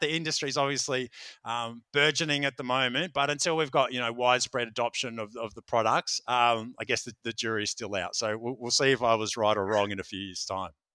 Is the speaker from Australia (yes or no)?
yes; Melbourne, Victoria, Australia; here in, in, in Melbourne, in my hometown